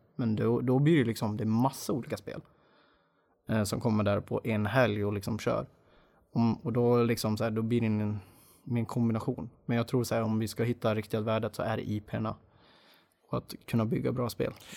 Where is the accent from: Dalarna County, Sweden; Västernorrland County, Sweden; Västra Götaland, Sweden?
Dalarna County, Sweden; moved away; jag är från början dalmas, det hoppas jag hörs.